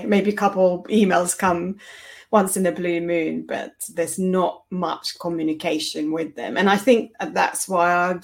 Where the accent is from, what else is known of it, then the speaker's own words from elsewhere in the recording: Finland; moved away as an adult; now in United Kingdom; originally I'm from Finland